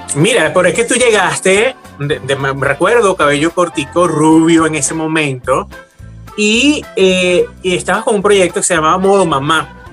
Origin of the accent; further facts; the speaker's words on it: Valencia, Carabobo, Venezuela; moved away as an adult; yo nací en Valencia, soy valenciano